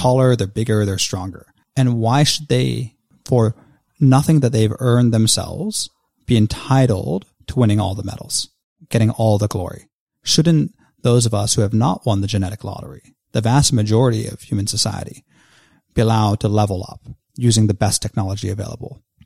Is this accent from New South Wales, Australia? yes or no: no; Victoria, Australia; my home state of Victoria in Australia